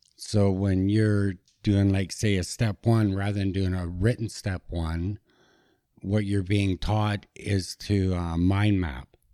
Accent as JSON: {"language": "English", "town": "Kelowna", "region": "British Columbia", "country": "Canada", "tie": "born or raised there", "said": "I grew up in Kelowna, British Columbia"}